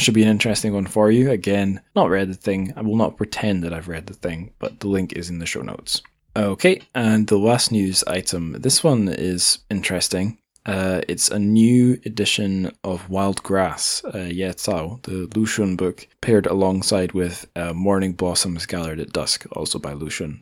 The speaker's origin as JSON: {"language": "English", "region": "Scotland", "country": "United Kingdom", "said": "I'm Scottish"}